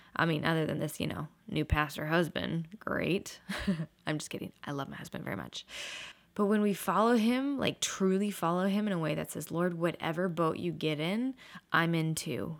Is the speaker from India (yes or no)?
no; Portland, Oregon, United States; moved away; I grew up in Portland, Oregon my whole life